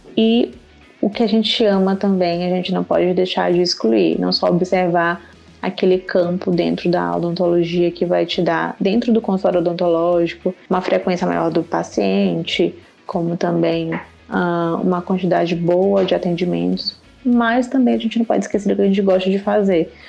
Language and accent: Portuguese; Maranhão, Brazil; Eu sou uma cirurgiã dentista do Nordeste, do Maranhão